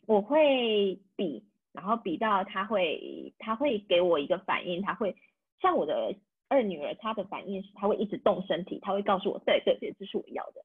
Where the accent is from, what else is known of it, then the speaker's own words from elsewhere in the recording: Taiwan; first language Taiwanese Hokkien and Mandarin; moved away as an adult; also born or lived in Lyon, France; now in France; 自己的母语是台语跟华语